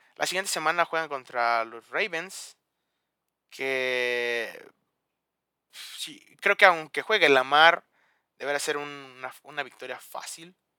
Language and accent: Spanish; León, Guanajuato, Mexico; yo soy de León